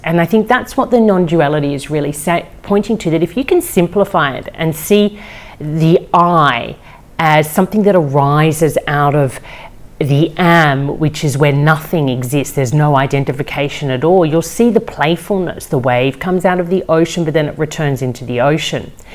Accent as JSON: {"language": "English", "country": "Australia", "tie": "born or raised there", "also_born_or_lived": "Amsterdam, Netherlands", "said": "I was born in Amsterdam, I grew up in Australia."}